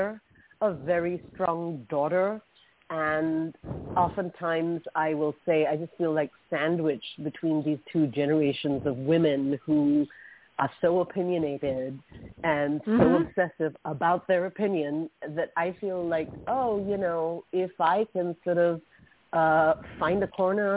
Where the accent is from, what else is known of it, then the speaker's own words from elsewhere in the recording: Mumbai, Maharashtra, India; So I grew up in Mumbai. I spent my teenage years in Mumbai very much.